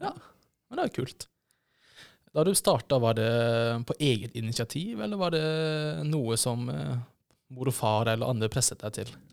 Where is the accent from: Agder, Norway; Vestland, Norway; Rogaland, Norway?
Agder, Norway; Kristiansand; moved away; jeg kommer jo fra Kristiansand, og i Kristiansand så på en, en, periode så var det jo på en måte slags verneplikt å bli ministant